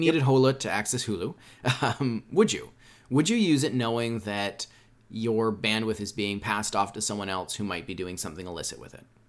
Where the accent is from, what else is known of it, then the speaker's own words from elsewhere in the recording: Canada; I'm from Canada